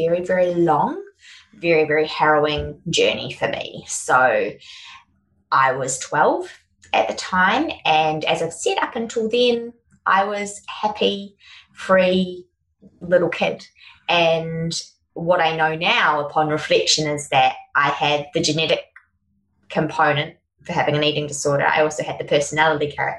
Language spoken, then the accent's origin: English; Auckland, New Zealand; now in Sunshine Coast, Australia; I grew up in Auckland in New Zealand.